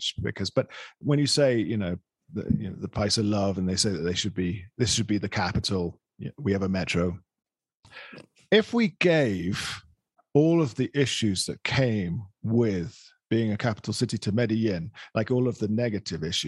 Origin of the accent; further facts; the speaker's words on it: England, United Kingdom; now in Colombia; I'm from England, I'm British